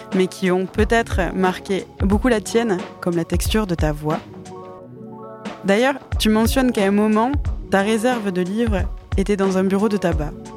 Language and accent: French; Campagne, Nouvelle-Aquitaine, France; also born or lived in Mont-de-Marsan / Belgium; J'ai passé mon enfance à Campagne